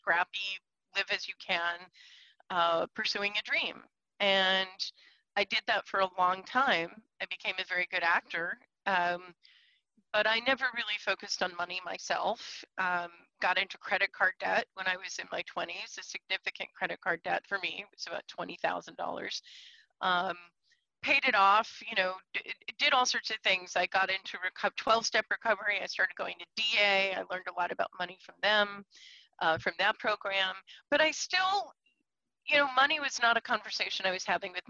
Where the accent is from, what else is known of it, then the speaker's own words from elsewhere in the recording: Scarsdale, New York, United States; moved away as an adult; also born or lived in Portland; I come from Scarsdale, New York. I grew up in affluent neighborhood